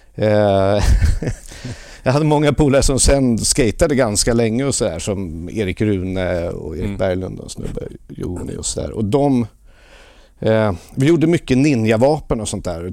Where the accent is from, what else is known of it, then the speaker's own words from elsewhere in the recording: Lidingö, Stockholm County, Sweden; Jag växte upp på norra Lidingö